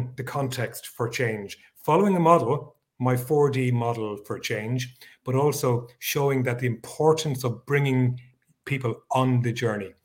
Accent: Ireland; I am based in Europe, in little old Ireland

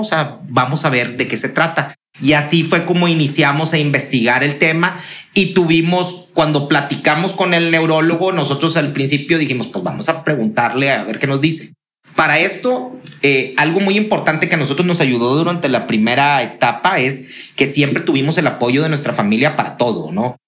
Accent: Monterrey, Nuevo León, Mexico; somos regios

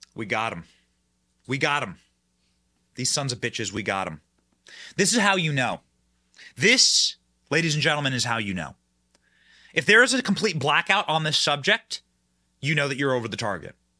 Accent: Iowa, United States; my home state of Iowa

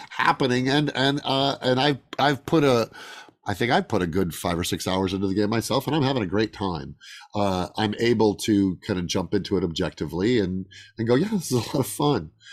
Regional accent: Chicago, Illinois, United States; moved away; also born or lived in Lake Geneva, Wisconsin; when I was a kid, uh, in the suburbs of Chicago

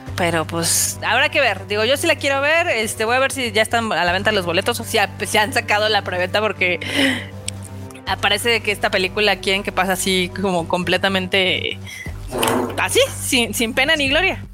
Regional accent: Mexico

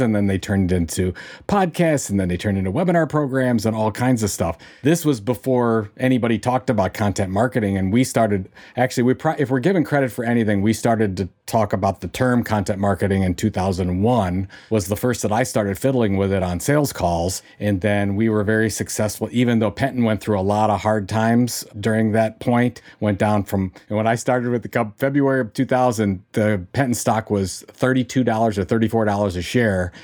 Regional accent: Cleveland, Ohio, United States; in Cleveland, in Cleveland, Ohio. That's my hometown

